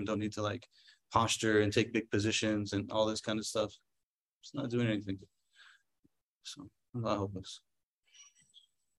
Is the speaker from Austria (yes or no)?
no; San Diego, California, United States; also born or lived in Egypt; I grew up in San Diego